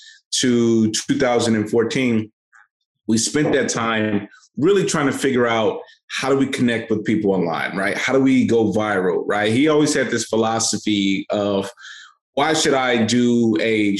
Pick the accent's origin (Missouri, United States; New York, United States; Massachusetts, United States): Missouri, United States; St. Louis; So I come from St. Louis, Missouri. I grew up in children's homes